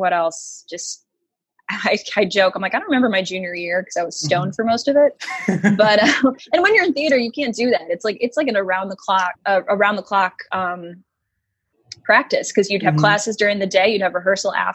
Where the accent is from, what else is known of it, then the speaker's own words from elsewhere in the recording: Dearborn, Michigan, United States; moved away as an adult; also born or lived in Detroit, Michigan / Novi, Michigan / Kalamazoo, Michigan; now in New York, United States; Grew up in Dearborn, which is, you know, it's Dearborn in Michigan